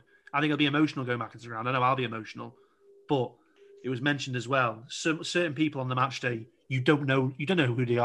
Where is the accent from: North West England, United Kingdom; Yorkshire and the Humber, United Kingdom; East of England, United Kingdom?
North West England, United Kingdom; Chester; I'm actually from Poshchester